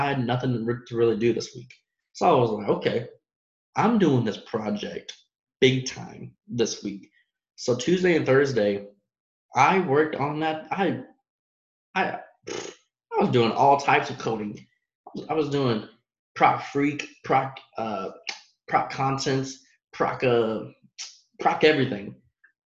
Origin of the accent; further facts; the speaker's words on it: Dallas, Texas, United States; moved away; I'm from Dallas